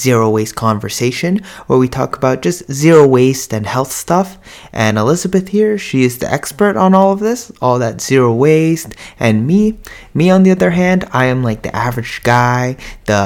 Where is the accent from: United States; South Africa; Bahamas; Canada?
Canada; Toronto, Ontario; we're from Toronto, up in Canada